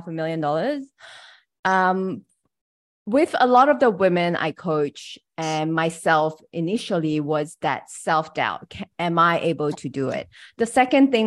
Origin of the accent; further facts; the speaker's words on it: Malaysia; English is a second language; I'm from Malaysia. So English is my third language